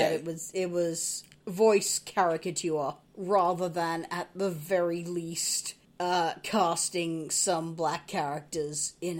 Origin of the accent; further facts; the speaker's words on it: Australia; growing up in Australia, you don't meet a lot of African-American people.